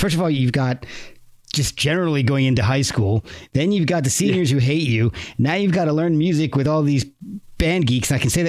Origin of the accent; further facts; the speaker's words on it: New Jersey, United States; also born or lived in Alabama; now in Winchester, Virginia, United States; I grew up in New Jersey, but moved down to Alabama.